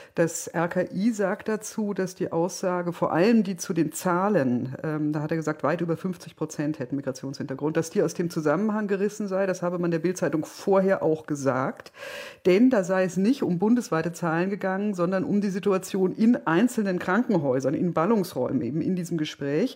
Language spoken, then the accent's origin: German; Berlin, Germany; als Berlinerin